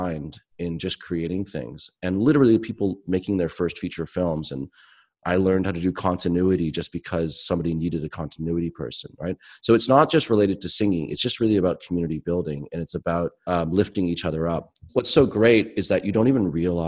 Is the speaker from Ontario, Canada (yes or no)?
yes; Toronto, Ontario, Canada; also born or lived in Halifax; I'd moved back to from Halifax to Toronto, my hometown.